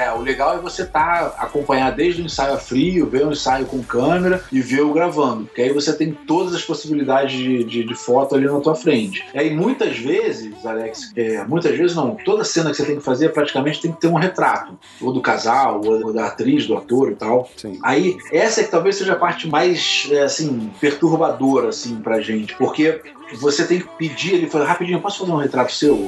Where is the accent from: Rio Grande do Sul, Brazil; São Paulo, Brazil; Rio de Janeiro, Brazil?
Rio de Janeiro, Brazil; eu morei no Leblon, né, nasci no Leblon a vida inteira, é um, é um, bairro nobre do Rio, mas que eu jogava bola na rua